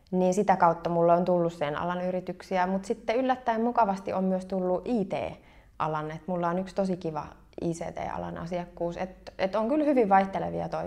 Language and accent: Finnish; Kauhava, South Ostrobothnia, Finland; No mäkin olen Etelä-Pohjanmaalta. Eteläpohjalaisia on tosi paljon, mutta mä oon Kauhavalta.